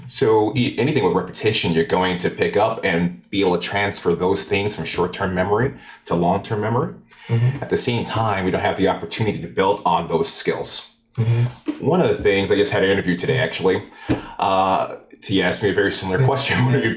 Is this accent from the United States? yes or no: yes; Albany, New York, United States; I grew up in Arbor Hill in Albany.